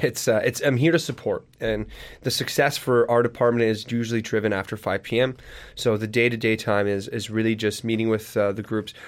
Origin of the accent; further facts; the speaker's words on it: Sudbury, Ontario, Canada; moved away as an adult; now in Hamilton, Canada; I wanted to leave my hometown of Sudbury